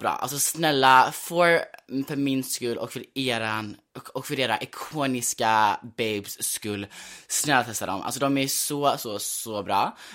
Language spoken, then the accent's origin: Swedish; United States; born there; jag är då, alltså jag är född i USA.